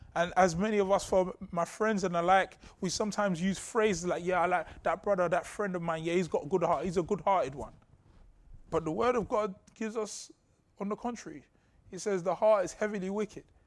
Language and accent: English; London, United Kingdom; Growing up in Southeast London